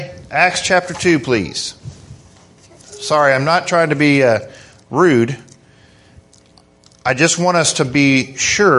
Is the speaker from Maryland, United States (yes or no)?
no; Kentucky, United States; we're from Kentucky